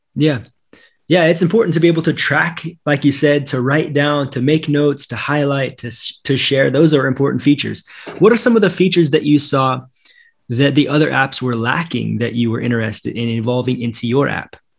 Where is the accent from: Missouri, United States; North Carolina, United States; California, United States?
Missouri, United States; Northwest; now in Sao Paulo, Brazil; I grew up in Missouri, in Northwest Missouri